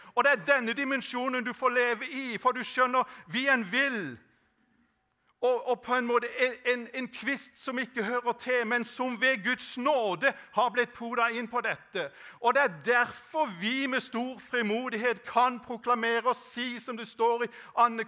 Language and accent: Norwegian; Norway; jeg vokste opp på Sødal